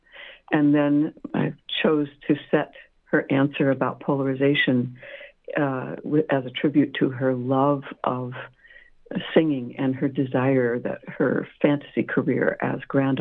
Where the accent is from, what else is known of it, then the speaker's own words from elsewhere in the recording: Montclair, California, United States; moved away; my homeland, because I grew up in Southern California, Montclair